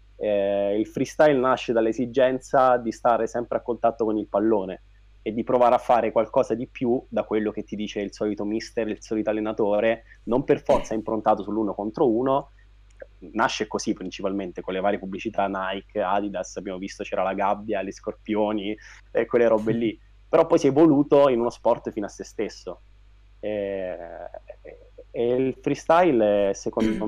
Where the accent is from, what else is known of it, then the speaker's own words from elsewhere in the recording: Pescara, Abruzzo, Italy; also born or lived in Rome; ho studiato a Roma, io sono di Pescara, e finita l'università sono tornato a Pescara